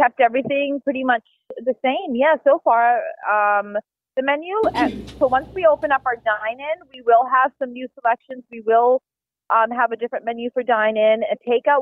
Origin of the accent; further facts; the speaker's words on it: Vancouver, British Columbia, Canada; moved away as an adult; now in Swedesboro, United States; I was born and raised out in Canada, and I'm from Vancouver